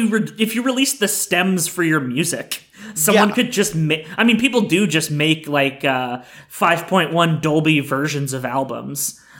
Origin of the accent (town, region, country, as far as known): Canada